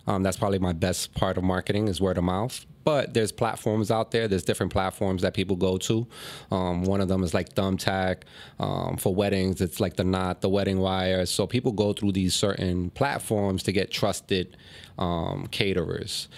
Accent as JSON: {"language": "English", "region": "New York", "country": "United States", "tie": "born or raised there", "moved": "as an adult", "lives_now": "Philadelphia, United States", "said": "I'm originally from New York. You know, I grew up in New York."}